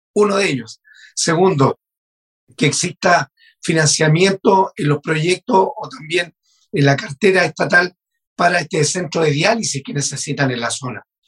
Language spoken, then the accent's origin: Spanish; Maule, Chile; Yo vengo de la región del Maule, como tú lo decías, de una zona de sacrificio de central hidroeléctrica